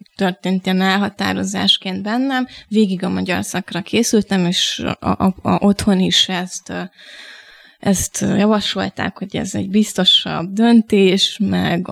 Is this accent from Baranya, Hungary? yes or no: yes; Pécs, Baranya, Hungary; moved away as an adult; also born or lived in Miskolc; now in Budapest, Hungary; 9 év Miskolc, 9 év Pécs, ami tulajdonképpen a meghatározó, tehát úgy érzem, hogy ott nőttem fel.